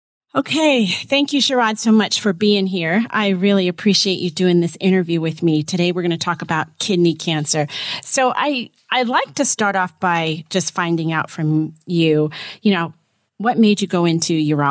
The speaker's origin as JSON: {"language": "English", "area": "Westchester", "region": "New York", "country": "United States", "tie": "born or raised there", "said": "I was born in Westchester."}